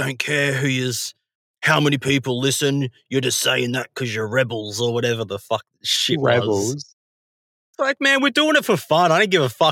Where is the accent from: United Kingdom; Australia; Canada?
Australia